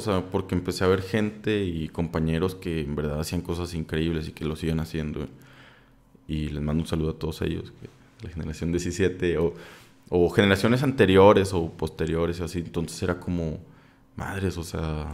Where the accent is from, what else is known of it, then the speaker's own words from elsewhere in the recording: Saltillo, Coahuila, Mexico; yo soy de Saltillo